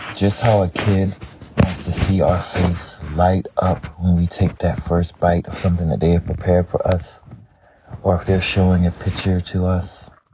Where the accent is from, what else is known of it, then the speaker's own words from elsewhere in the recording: the South, United States; I grew up in the South, so it was a lot of Southern dishes